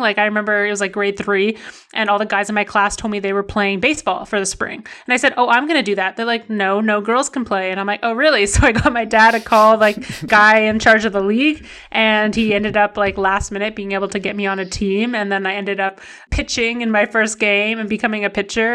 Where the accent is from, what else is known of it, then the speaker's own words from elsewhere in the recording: Ottawa, Ontario, Canada; also born or lived in Vancouver; I was born in Vancouver, so, like, where I live or where I grew up in the Ottawa area, there's not very many big mountains, but I, I did grow up in Vancouver until I was, like, five